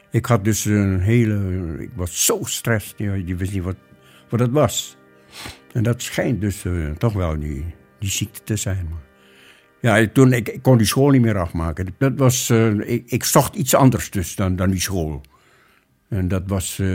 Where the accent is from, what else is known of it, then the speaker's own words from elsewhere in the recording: Muntok, Bangka Belitung Islands, Indonesia; born there; geboren 4 oktober 1928 ik ben geboren in Muntok, op het eiland Bangka in Indonesië.